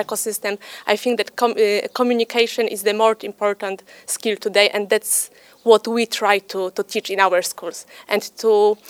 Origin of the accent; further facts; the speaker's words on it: Poland; I'm from Poland.